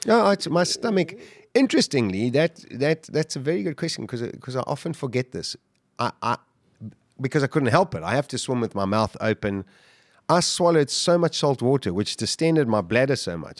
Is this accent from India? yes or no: no; Durban, KwaZulu-Natal, South Africa; We were growing up in Durban, we surfed all the time.